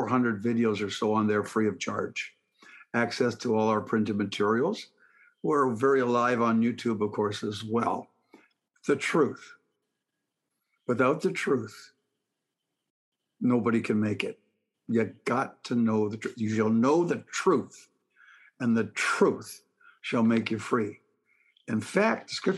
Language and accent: English; Canada; now in Southern United States; I'm a Canadian by birth, an American by the grace of God, and a Southerner by choice.